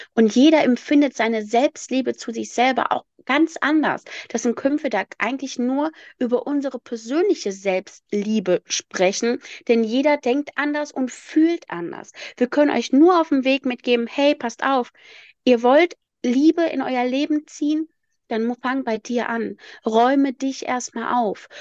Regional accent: Rhineland, Germany; ich komme aus dem Rheinland und bei mir heißt es Berliner

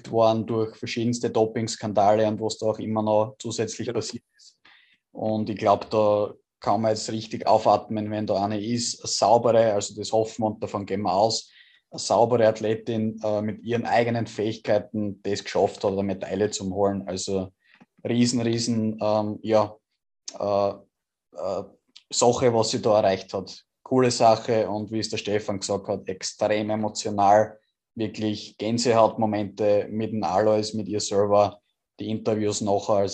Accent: Austria; als Österreicher hat man das eh schon ein bisschen mitverfolgt

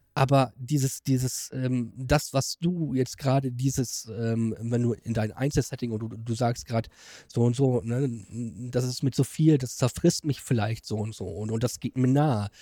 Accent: Germany; Ich komme aus Beersburg

